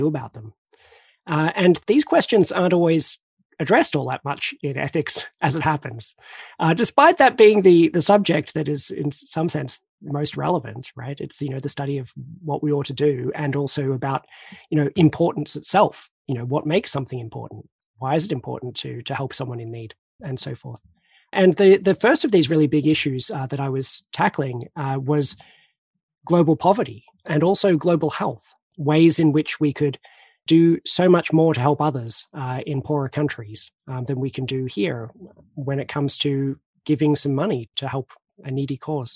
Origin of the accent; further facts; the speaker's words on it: Australia; I'm Australian